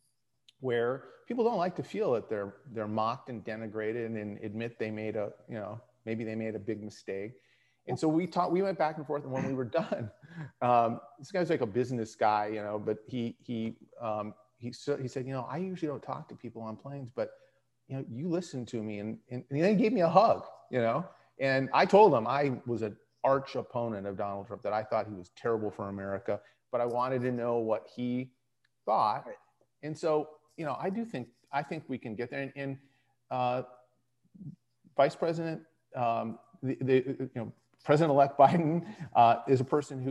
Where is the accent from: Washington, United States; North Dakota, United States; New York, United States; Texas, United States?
North Dakota, United States; moved away; I grew up in North Dakota.